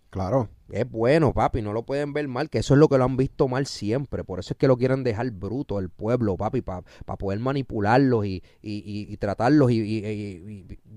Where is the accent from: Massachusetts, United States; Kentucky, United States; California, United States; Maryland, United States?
Kentucky, United States; born there; also born or lived in Chile / New York / Miami / Texas; Yo viví en Chile, tres meses. Yo viví en Estados Unidos, en Nueva York, en Miami, en Texas. Nací en Kentucky. He vivido en República Dominicana.